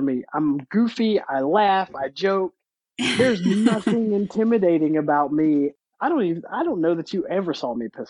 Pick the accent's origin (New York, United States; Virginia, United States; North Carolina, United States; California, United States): North Carolina, United States; moved away; I grew up in North Carolina, where they still have active branches of the Ku Klux Klan